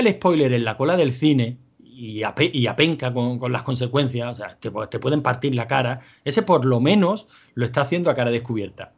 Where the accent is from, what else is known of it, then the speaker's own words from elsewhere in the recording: Spain; somos españoles